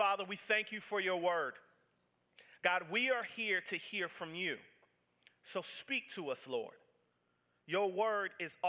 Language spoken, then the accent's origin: English; the South, United States; I'm from the South